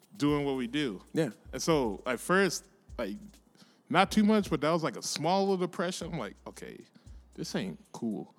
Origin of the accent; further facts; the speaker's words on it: Texas, United States; also born or lived in San Antonio, Texas; I was born in San Antonio, but grew up here pretty much. So almost like I was born here